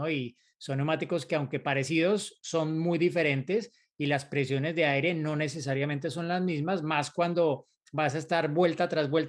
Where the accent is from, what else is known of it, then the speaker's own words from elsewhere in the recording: San Luis Potosí, Mexico; soy de San Luis Potosí, México.